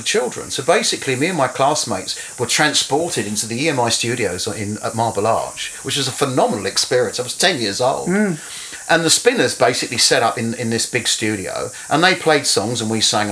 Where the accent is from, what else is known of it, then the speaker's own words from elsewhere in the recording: London, United Kingdom; moved away as an adult; also born or lived in Romford / Hackney / Croydon / Watford; now in New Zealand; I grew up in and around London